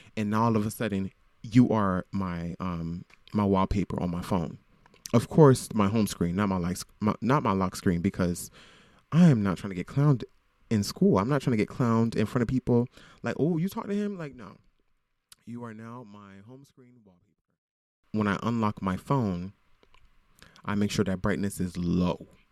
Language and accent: English; Broward County, South Florida, United States; now in Brooklyn, United States; I am from Florida. I am from South Florida, Broward County.